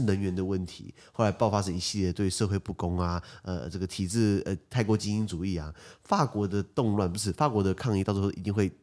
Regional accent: Taiwan; 我们台湾人算蛮客气的嘛

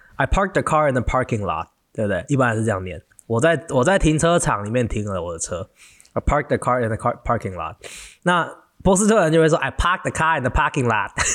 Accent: Taiwan; 我们台湾人讲中文

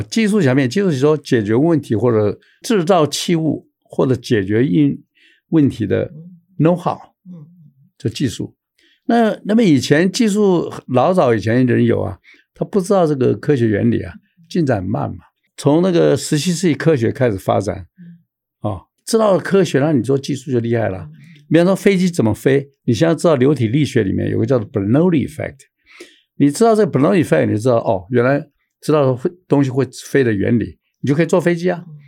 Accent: Taiwan; 我们台湾人

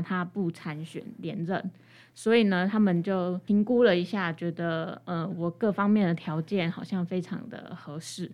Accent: Hualien, Hualien County, Taiwan; 我自己是真的是土生土长的花莲人

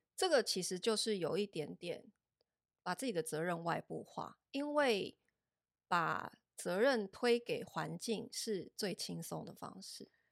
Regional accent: Taiwan; 我们台湾人 D N A 里面比较缺乏的

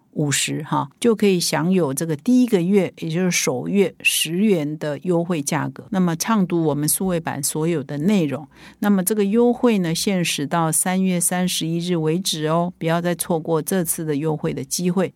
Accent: Taiwan; 我们台湾人

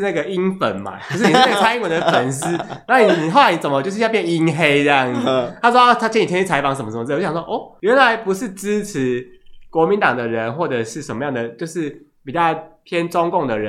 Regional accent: Taiwan; 因为我们是台湾人嘛

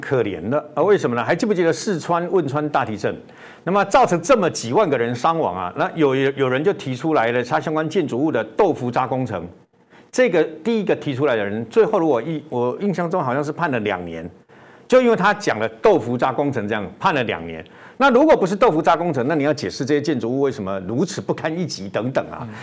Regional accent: Taiwan; 我们台湾人认知的

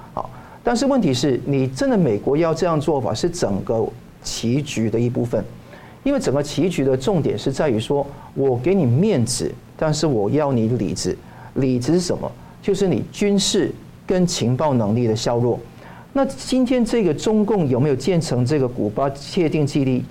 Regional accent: Hong Kong; now in Taiwan; 香港呢， 我， 我觉得说是以前我小时候长大的地方

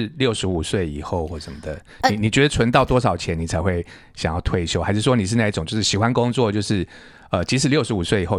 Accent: Hualien, Hualien County, Taiwan; 我是花莲人，

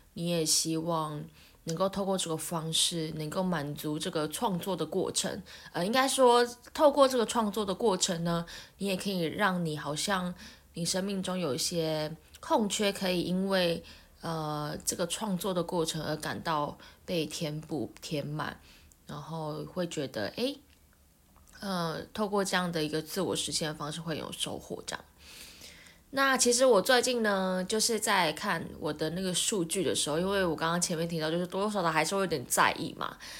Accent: Taiwan; 我们身为台湾人，呃，亚洲人

